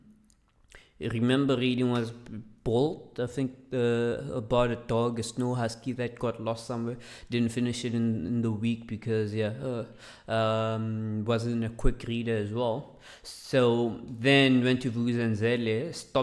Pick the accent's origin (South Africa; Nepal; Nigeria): South Africa; Mamelodi, Gauteng; English is a second language; I grew up in Mamelodi, and I went to the schools